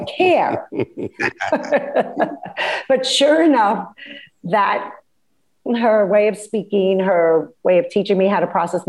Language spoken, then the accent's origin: English; New York City, New York, United States; I grew up in Bay Ridge, Brooklyn